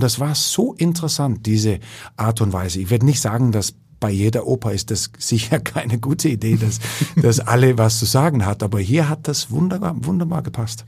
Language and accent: German; Ikast, Central Denmark Region, Denmark; German is a second language; moved away as an adult; also born or lived in Aarhus; in dieser kleinen Stadt, wo ich herkomme